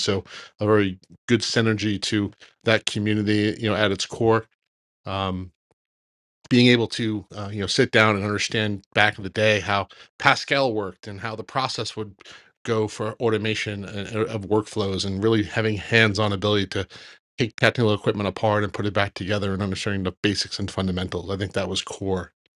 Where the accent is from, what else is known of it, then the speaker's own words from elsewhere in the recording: Long Island, New York, United States; moved away as an adult; now in New Jersey, United States; where I grew up in Long Island.